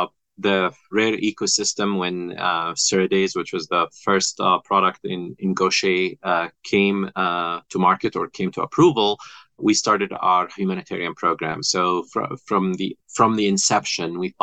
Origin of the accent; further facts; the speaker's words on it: Kuwait; moved away as an adult; also born or lived in Egypt / Boston, United States; now in United States; So I'm Egyptian by birth. I was raised in Kuwait and I came to the U.S. about 25 years ago.